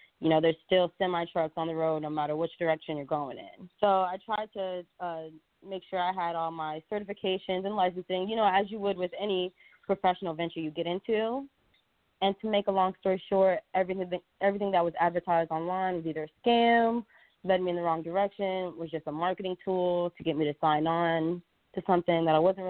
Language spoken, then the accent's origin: English; Orlando, Florida, United States; moved away as an adult; also born or lived in Louisiana; I'm originally from Orlando, Florida. Since I graduated from high school